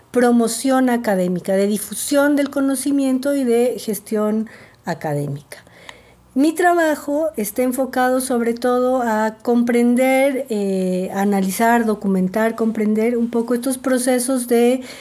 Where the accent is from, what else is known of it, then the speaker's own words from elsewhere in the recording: Ecuador; now in Mexico; eh, soy mexicana y ecuatoriana, nací en Ecuador y vivo en México desde hace mucho tiempo